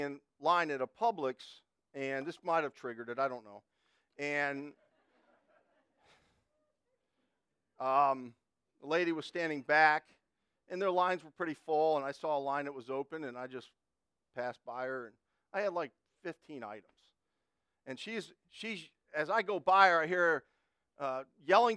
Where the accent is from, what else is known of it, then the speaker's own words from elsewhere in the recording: United States; I grew up in Connecticut, New York